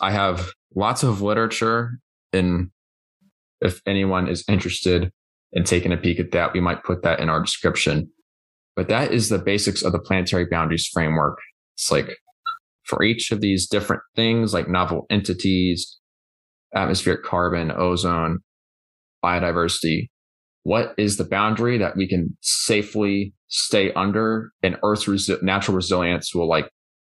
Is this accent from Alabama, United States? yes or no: yes; Birmingham, Alabama, United States; It's going to be in my hometown